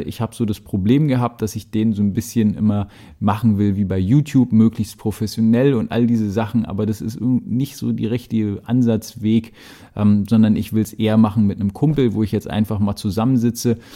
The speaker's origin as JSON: {"language": "German", "region": "Berlin", "country": "Germany", "said": "ich rede halt so einfach, wie ja, mir die Schnauze gewachsen ist, denn ich komme aus Berlin"}